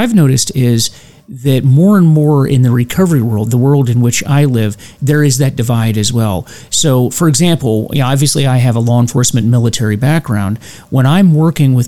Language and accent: English; United States; we all, as Americans, as the American people